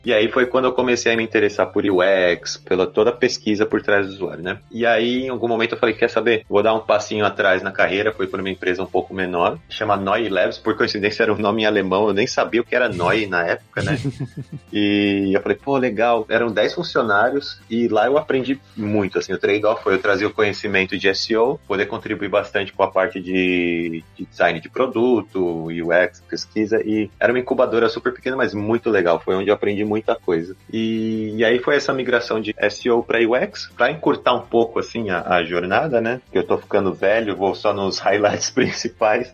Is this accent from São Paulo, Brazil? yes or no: yes; São Paulo, Brazil; moved away as an adult; now in Berlin, Germany; eu sou de São Paulo, nascido e criado Zona Sul ali, para quem conhece Santo Amaro